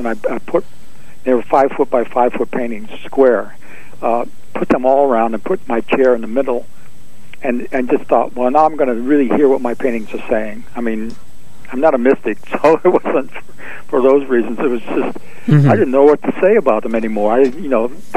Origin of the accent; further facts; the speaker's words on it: Binghamton, New York, United States; moved away as an adult; also born or lived in Greenwich Village, New York; being away from Binghamton, my hometown, Rod Serling's hometown